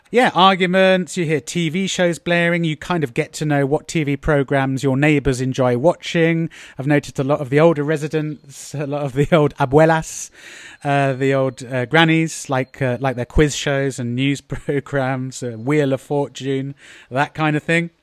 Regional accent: United Kingdom; moved away; I'm being very British

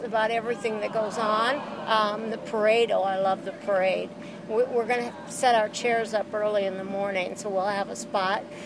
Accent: Two Harbors, Minnesota, United States; now in Iowa, United States; I was born and raised in Two Harbors, but I live now in Iowa

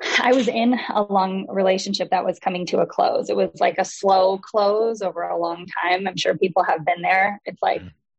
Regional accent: Wisconsin, United States; also born or lived in Chicago; now in Los Angeles, United States; I grew up here in Wisconsin

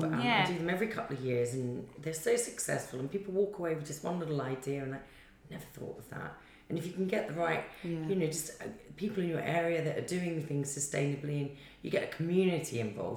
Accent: Australia; moved away; I'm from Australia and I want to go home.

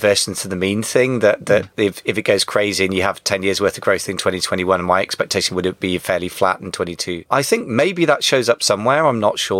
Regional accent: United Kingdom; as a Brit

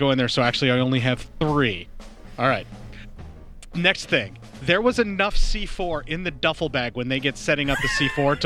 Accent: United States; I am an American

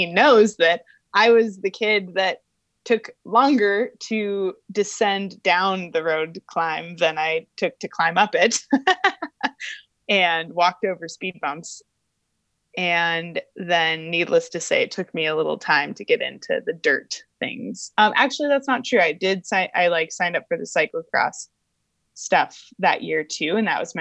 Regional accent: Albuquerque, New Mexico, United States; I grew up in Albuquerque, New Mexico

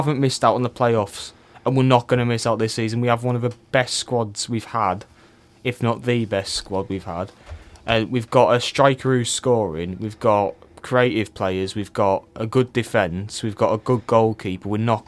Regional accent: Cork, Munster, Ireland; born there; But anyway, I was born in Cork.

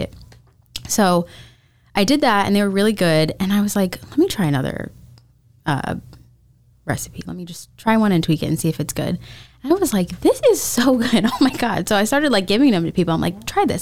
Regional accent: Florida, United States; I was born and raised in Florida

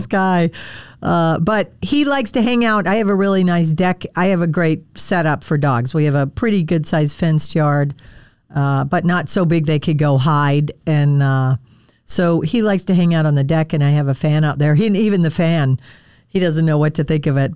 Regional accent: Wisconsin, United States; I grew up in Wisconsin

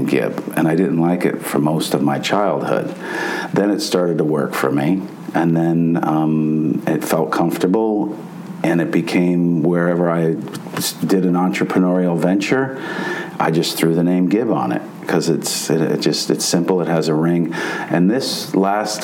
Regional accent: New York City, New York, United States; moved away; New York is my hometown

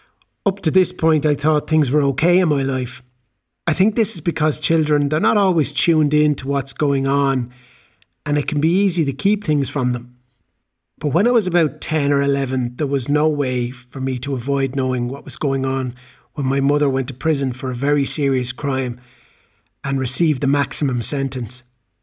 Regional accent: Galway, Connacht, Ireland; I'm from Galway in Ireland, and I'm 18 years old.

